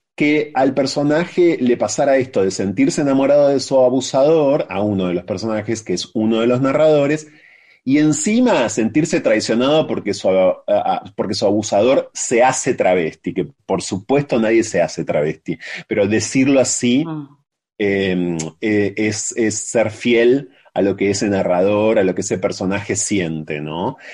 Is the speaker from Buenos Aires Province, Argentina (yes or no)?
yes; Ensenada, Buenos Aires Province, Argentina; moved away; also born or lived in La Plata; yo me fui de Ensenada hace muchos años y de La Plata también hace muchos años